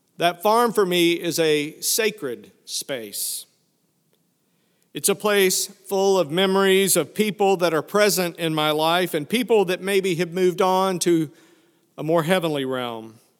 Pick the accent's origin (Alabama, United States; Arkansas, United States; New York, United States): Arkansas, United States; Fayetteville; moved away; also born or lived in Prairie Grove, Arkansas; I grew up in Fayetteville, Arkansas, which, when I was there, was just a small college town.